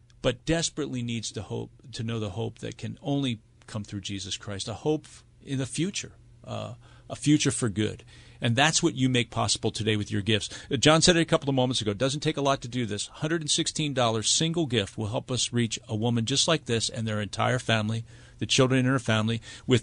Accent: United States; As an American

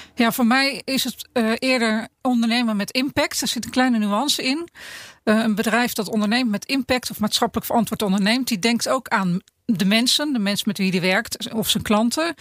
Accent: Netherlands; ons Nederlandje.

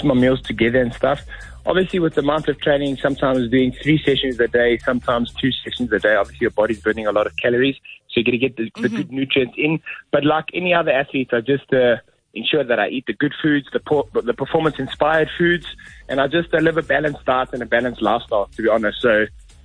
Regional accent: South Africa; we're from South Africa, a third world country, and we're coming to the UK

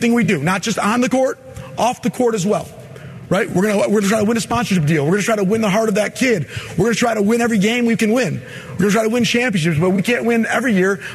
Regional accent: Michigan, United States; I'm from Michigan

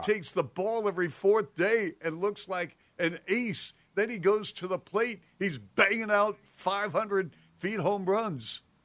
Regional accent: Seattle, Washington, United States; now in Chicago, United States; growing up in Seattle, I'm from Seattle, and I remember the Seattle Pilots in '69

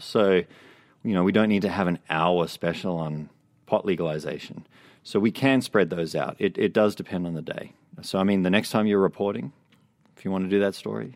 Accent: Australia; now in Vancouver, Canada; I grew up in Australia

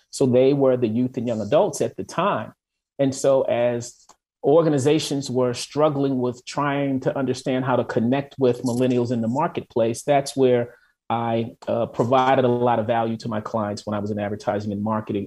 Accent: Baltimore, Maryland, United States; moved away as an adult; also born or lived in Atlanta / Washington, D.C. / New York / Los Angeles; now in Minneapolis, United States; originally I am from Baltimore. I grew up in Baltimore

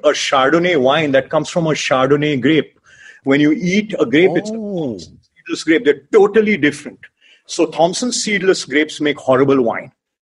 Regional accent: Mumbai, Maharashtra, India; I come from Bombay

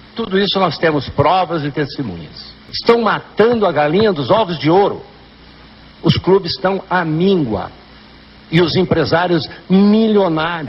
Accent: Paraná, Brazil; Eu me envergonho, como paranaense

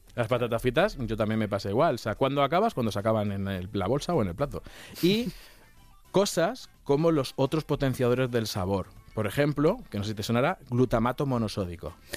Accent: Castilla-La Mancha, Spain; Yo soy de Castilla-La Mancha

